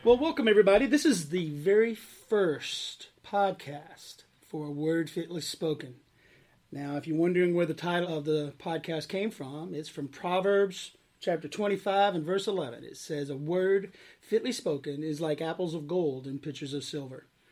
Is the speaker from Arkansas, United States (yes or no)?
yes; Arkansas, United States; moved away as an adult; I grew up in Arkansas. Uh, I was born and raised there on a farm, actually, uh, and lived there until I graduated high school